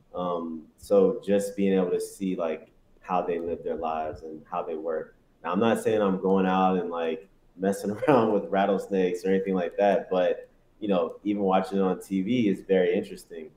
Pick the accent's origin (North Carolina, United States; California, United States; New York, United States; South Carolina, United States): South Carolina, United States; also born or lived in Detroit, Michigan; I was born in Detroit, left there when I was nine, got to South Carolina, you know, was there for nine years, you know, until I graduated high school, 18